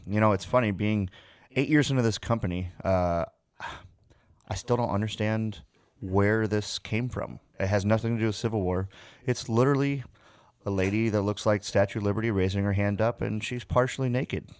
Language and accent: English; United States; Born and raised about three, just shy of three hours outside of Chicago